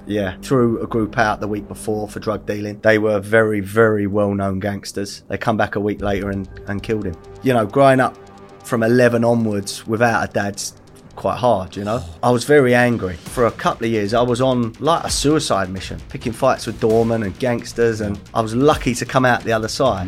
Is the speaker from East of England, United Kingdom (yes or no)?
yes; Essex, East of England, United Kingdom; also born or lived in Bethnal Green / West London; we ended up in Essex when I was, like, three. Um, grew up above pubs.